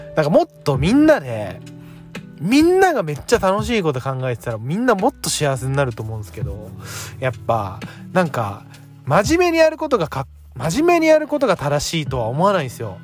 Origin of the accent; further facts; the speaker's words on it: Tokyo, Japan; 東京で育ってるので本当に地元がないとか帰るところがないって思う